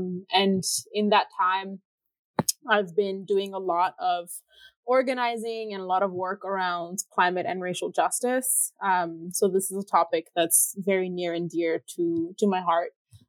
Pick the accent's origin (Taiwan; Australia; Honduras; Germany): Honduras; La Ceiba, Atlántida; moved away as an adult; now in Vancouver, Canada; I use she, her pronouns. I am from Honduras. I grew up in La Ceiba, so I'm costeña to heart. And my whole family is still living in Honduras right now. And I moved to Vancouver in Canada about 6 years ago